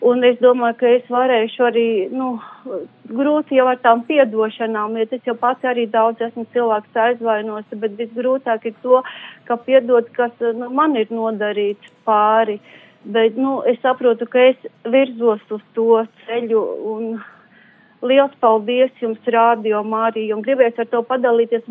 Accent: Ventspils, Kurzeme, Latvia; esam paši no Vēnspils.

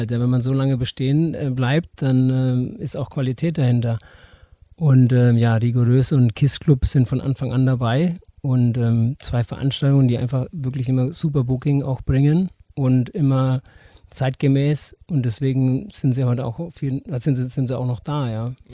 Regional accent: Herzogenaurach, Bavaria, Germany; also born or lived in Erlangen; now in Nuremberg, Germany; Nee, und äh, ja, ähm, Erlangen geboren, ähm, Herzogenaurach aufgewachsen und ähm, ja, dann nach Nürnberg ähm, gezogen irgendwann mal, ja.

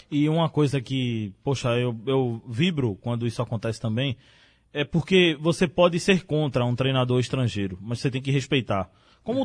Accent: Brazil; enquanto brasileiro

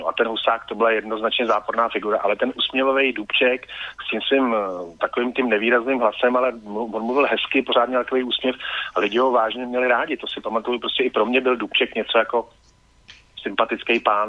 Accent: a small village outside Prague, Central Bohemian Region, Czechia; já jsem vyrostl za Prahou v relativně malý vesnici, asi já nevím, 900 lidí

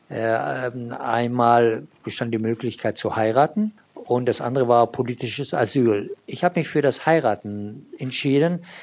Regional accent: Iran; born there; German is a second language; da ich ein gebürtiger Iraner bin und ich in Deutschland studiert habe und nach dem Studium das Land verlassen äh, musste damals.

